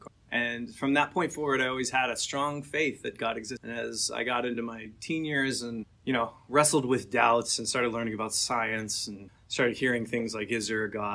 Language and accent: English; Atlanta, Georgia, United States; I grew up mostly in Atlanta.